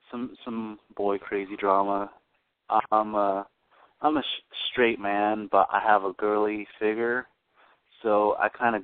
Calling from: Florida, United States; Oh, I'm calling from Florida.

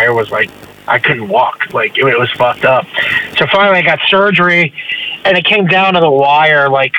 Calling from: Florida, United States; Yeah, I'm in front of the weed store right now, actually.

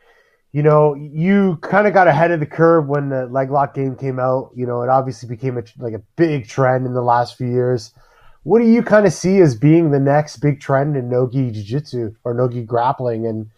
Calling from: Ontario, Canada; I'm actually calling from Ontario, Canada.

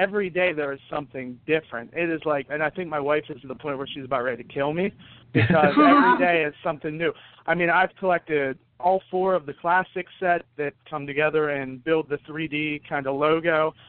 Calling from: Altoona, Pennsylvania, United States; I'm calling from Altoona, Pennsylvania.

